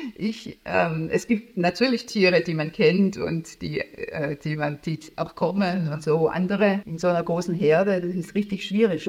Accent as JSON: {"language": "German", "area": "Stuttgart-Heilbronn area", "region": "Baden-Württemberg", "country": "Germany", "tie": "born or raised there", "also_born_or_lived": "Tübingen / Karlsruhe", "moved": "as an adult", "lives_now": "Berlin, Germany", "said": "also ich bin in Tübingen in Süddeutschland geboren und dann Stuttgart-Heilbronner Ecke aufgewachsen"}